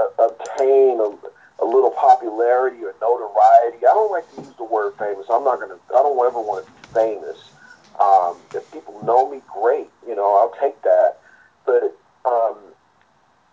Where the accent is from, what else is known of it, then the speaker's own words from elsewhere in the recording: San Francisco, California, United States; also born or lived in Sacramento; I'm actually native to the Bay Area, and that's rare in the Bay Area. Most people are from all over the place, but I was born and bred here in San Francisco